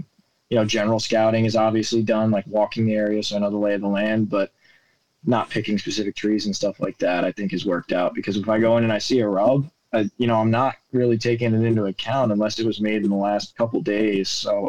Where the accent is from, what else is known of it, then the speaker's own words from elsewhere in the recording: New York, United States; The way I was brought up gun hunting in New York was most of it.